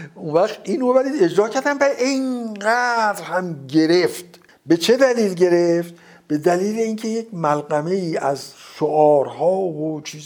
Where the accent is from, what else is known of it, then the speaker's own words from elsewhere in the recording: Tehran, Tehran Province, Iran; من در تهران متولد شدم